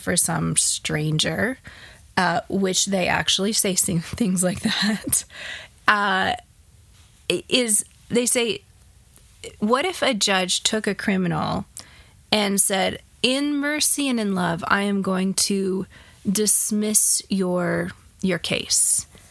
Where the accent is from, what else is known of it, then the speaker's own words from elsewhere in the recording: United States; as comfortable American Christians